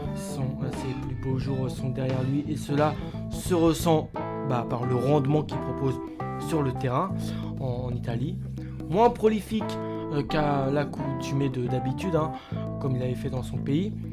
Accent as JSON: {"language": "French", "country": "France", "said": "chez nous en France"}